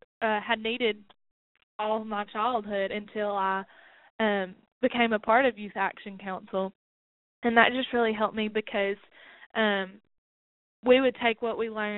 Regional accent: McMinnville, United States; Yes, McMinnville was very rural. It was a very rural town.

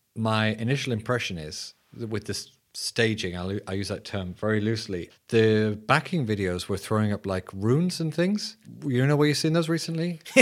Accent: England, United Kingdom; I'm your English host.

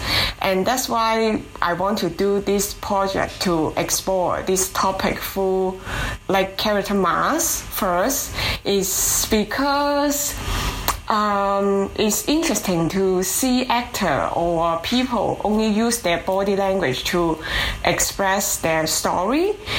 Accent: Hong Kong; moved away as an adult; now in Halifax, Canada; I am originally from Hong Kong. And my husband, Roland, and I immigrated to Canada 5 years ago. And then we started our own theater company in Halifax

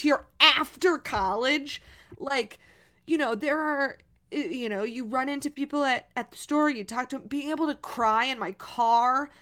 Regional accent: Missouri, United States; now in New York, United States; I'm from Missouri

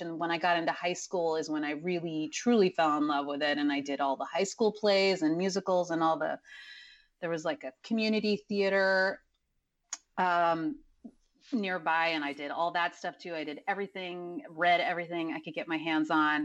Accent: Dallas, Texas, United States; born or raised there; also born or lived in College Station, Texas / Mexico

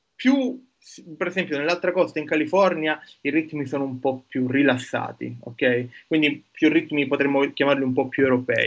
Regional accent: Palermo, Sicily, Italy; moved away as an adult; also born or lived in Siena / Genoa / New York / Sweden; now in Marseille, France; io sono nato a Palermo e sono un biotecnologo, ho studiato, ho passato i miei primi 24 anni di vita a Palermo

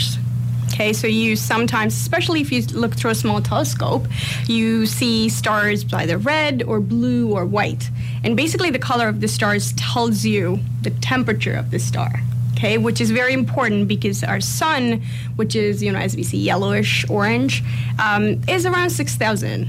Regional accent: India; moved away as an adult; also born or lived in Toronto; now in London, Canada; I come from, comparatively a smaller town in India

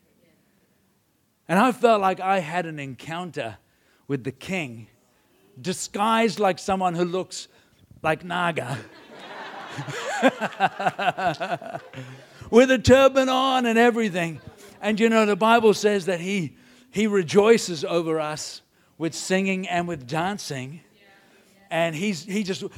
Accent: India; I was brought up in India

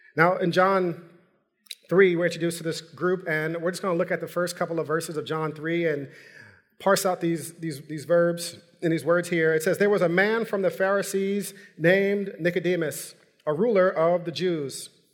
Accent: New York, United States; I'm from New York

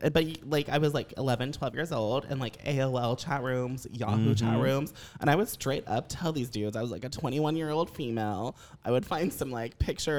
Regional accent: United States; I'm from Southern Ohio, Northern Kentucky, and I'm so redneck.

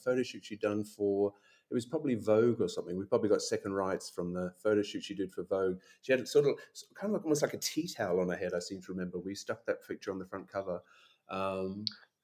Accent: Brisbane, Queensland, Australia; moved away as an adult; also born or lived in Sydney / London; I moved from Brisbane after I finished my university degree, moved to Sydney with my then boyfriend

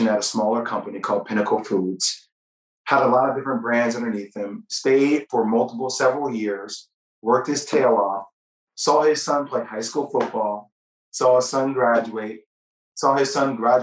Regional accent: New Jersey, United States; I'm from New Jersey

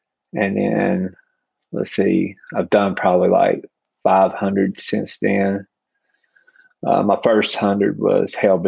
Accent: Carnesville, Georgia, United States; I'm from Carnesville, Georgia.

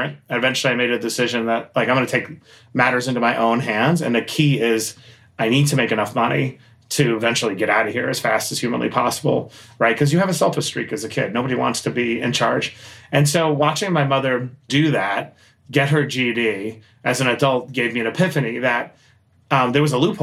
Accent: New York City, New York, United States; I grew up in Queens, New York

